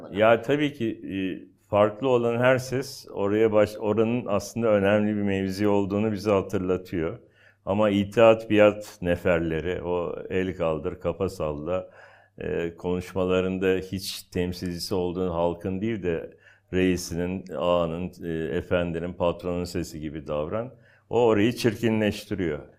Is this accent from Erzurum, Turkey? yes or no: no; Istanbul, Turkey; ben aslında o bölgenin çocuğuyum. Yani ben Basınköy'de büyüdüm. E, Basınköy o zaman işte Bakırköy'e bağlı. Sonra Küçükçekmece, Menekşe, Florya, Cennet Mahallesi oralarda büyüdüm.